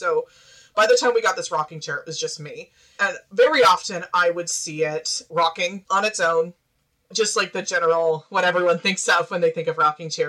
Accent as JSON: {"language": "English", "region": "Arkansas", "country": "United States", "tie": "born or raised there", "accent": "Midwestern", "lives_now": "Kansas, United States", "said": "I grew up in Central Arkansas, which people can't usually tell from my accent. I sound pretty Midwestern, but right now I'm in Kansas."}